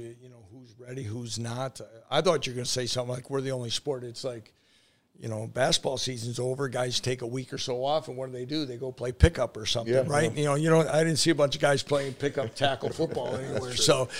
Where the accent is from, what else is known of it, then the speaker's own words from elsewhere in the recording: Wisconsin, United States; I grew up in Wisconsin, close to Milwaukee.